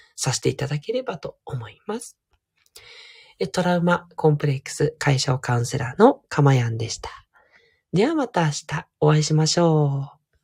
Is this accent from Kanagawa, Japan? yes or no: no; Fuchu, Tokyo, Japan; moved away; 府中はちょっとですね、もう語り出すと本当にいろんな記憶があるんですけど、まあ、とにかく私は自分のふるさとだと思っていて